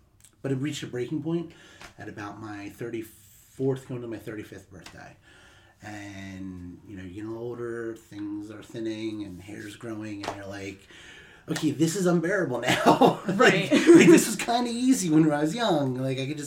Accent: Atlantic City, New Jersey, United States; I grew up in South Jersey, right outside of Atlantic City, New Jersey

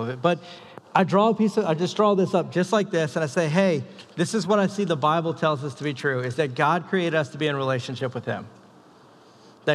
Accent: the South, United States; moved away; I'm from the South.

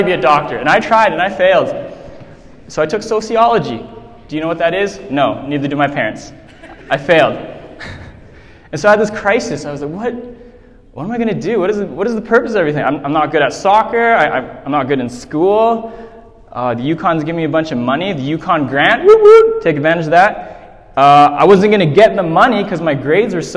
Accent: Whitehorse, Yukon, Canada; I grew up here in Whitehorse

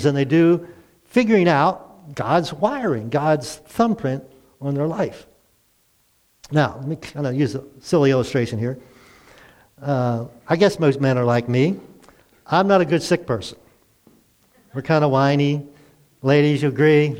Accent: Baltimore, Maryland, United States; moved away as an adult; I'm from Baltimore

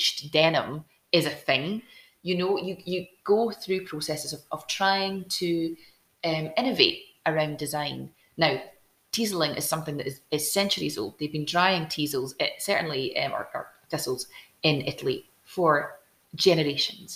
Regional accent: Glasgow, Scotland, United Kingdom; moved away as an adult; also born or lived in Barrhead; now in Edinburgh, United Kingdom; I grew up in Glasgow. Actually, I grew up in the south side of Glasgow. Then we moved south, and Paisley was my biggest city that I could jump into from

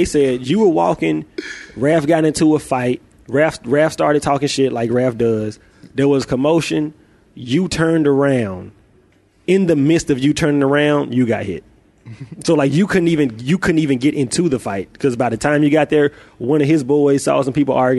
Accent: Memphis, Tennessee, United States; Like, I'm from Memphis, bro. We ain't scared of no fight.

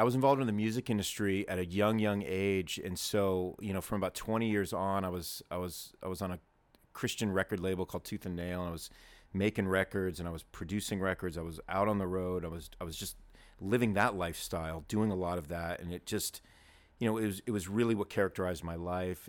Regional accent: Southern California, United States; I was born and raised in Southern California

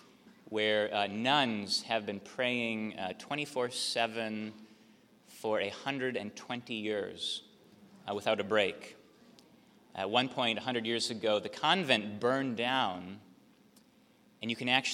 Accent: Minnesota, United States; moved away as an adult; also born or lived in Wisconsin; now in Charleston, United States; I'm from Minnesota.

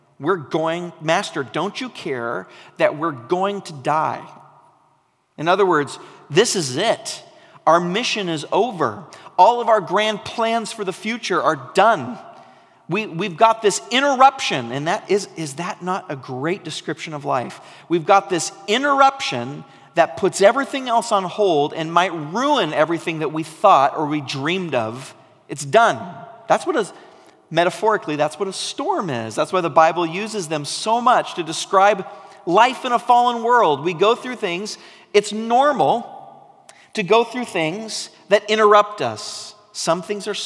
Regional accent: Oregon coast, United States; I grew up on the Oregon coast

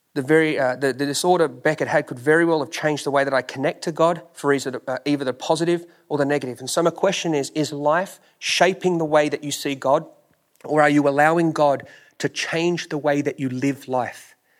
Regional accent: Australia; moved away; I'm from Australia

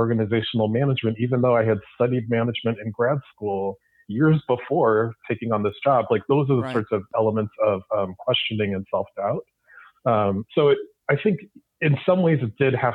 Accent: Milwaukee, Wisconsin, United States; I grew up in Milwaukee, Wisconsin

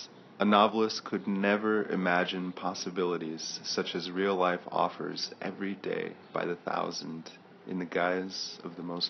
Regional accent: Chicago, Illinois, United States; moved away as an adult; now in Spain; we're from Chicago

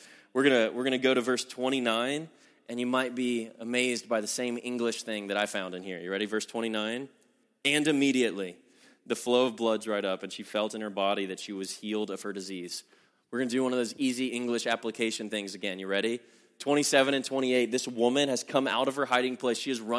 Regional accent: the Bible Belt, United States; I'm from the Bible Belt, and this is a pressure I know that people down south feel a lot

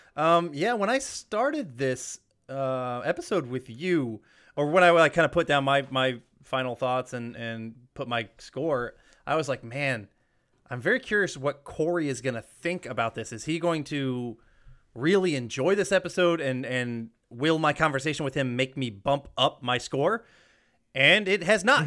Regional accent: Georgia, United States; I grew up in the Georgia, the South, um, their school system

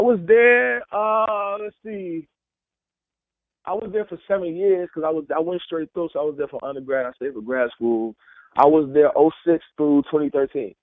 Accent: Mount Vernon, New York, United States; also born or lived in Cleveland, Ohio / New Haven, Connecticut; I moved to, to Mount Vernon, New York, when I was eight years old

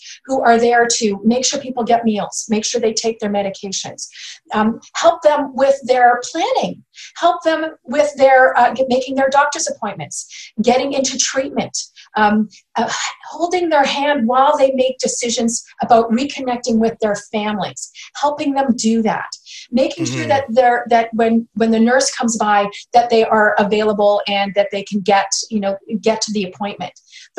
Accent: British Columbia, Canada; And I that's a value that we have as British Columbians.

